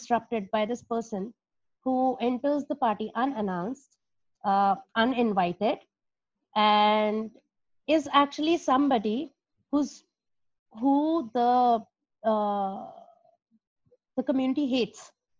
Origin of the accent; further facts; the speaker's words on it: India; moved away as an adult; I've been born and brought up in India